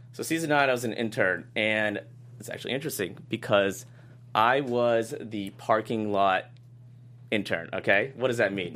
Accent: Boston, Massachusetts, United States; moved away as an adult; I flew home to Boston

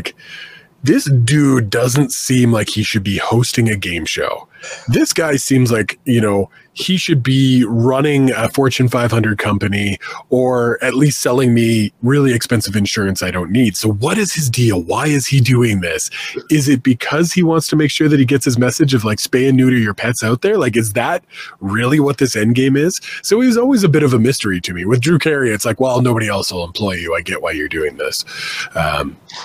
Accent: Canada; being Canadian

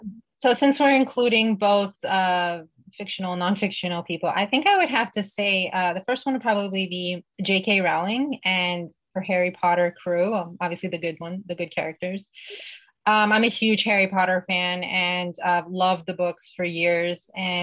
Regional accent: Uzbekistan; born there; And so the country I was born in used to be part of the former Soviet Union. I was born in Uzbekistan, and I'm of Persian descent.

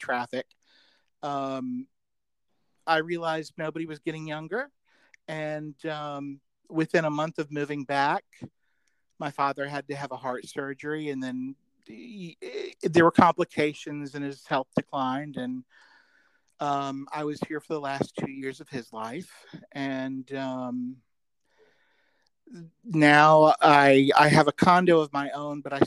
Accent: Birmingham, Alabama, United States; moved away as an adult; also born or lived in Chicago, Illinois / Georgia; I'm from Birmingham

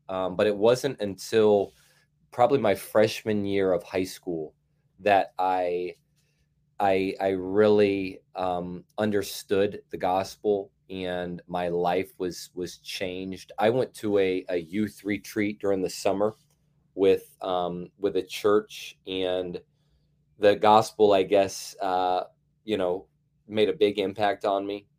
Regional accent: Carmel, Indiana, United States; I am from Carmel, Indiana, which is a suburb north of Indianapolis, and I was raised

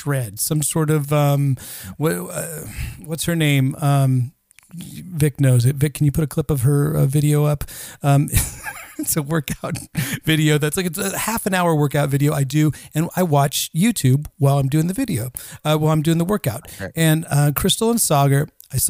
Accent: Northern California, United States; moved away as an adult; now in Stockholm, Sweden; I grew up in Northern California

